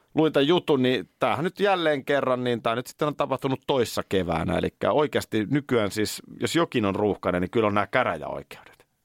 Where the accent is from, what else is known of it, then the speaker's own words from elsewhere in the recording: Nurmijärvi, Uusimaa, Finland; Nurmijärveltä, niin Nurmijärven linjoilla, mm. nykyisellä Korsisaarella, niin tultiin sitten bussilla